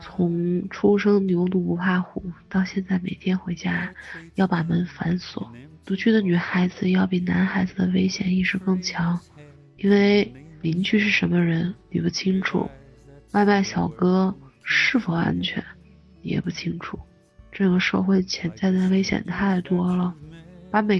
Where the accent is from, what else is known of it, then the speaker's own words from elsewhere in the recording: Dongguan, Guangdong, China; 我是来自广东东莞的…，到现在已经独居六年了。